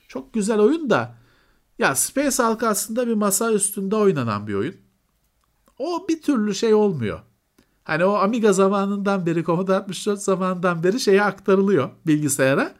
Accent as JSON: {"language": "Turkish", "region": "Istanbul", "country": "Turkey"}